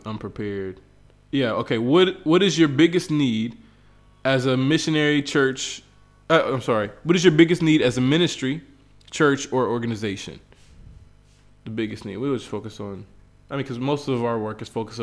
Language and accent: English; West Virginia, United States; moved away as an adult; now in Bolivia; my whole life, I grew up in West Virginia.